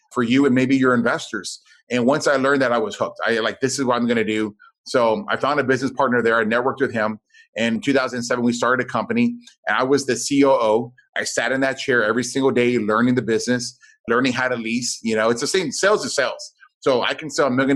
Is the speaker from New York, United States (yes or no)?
no; South Texas, United States; I grew up down in South Texas.